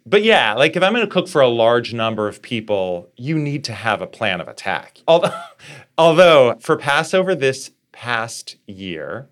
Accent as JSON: {"language": "English", "town": "Fargo", "region": "North Dakota", "country": "United States", "tie": "born or raised there", "moved": "yes", "said": "growing up in Fargo"}